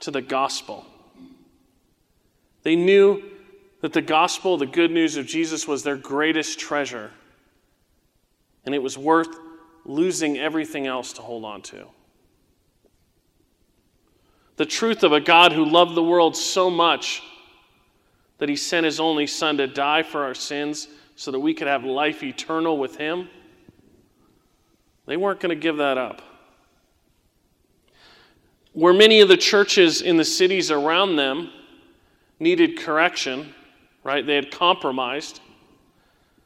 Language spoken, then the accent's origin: English; Southern California, United States; as a young teenager in the 90s, right, when I was growing up in Southern California